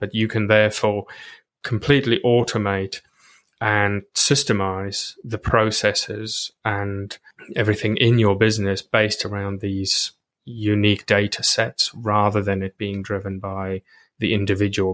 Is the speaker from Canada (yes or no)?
no; South Africa; moved away as an adult; I grew up in South Africa and then I came over here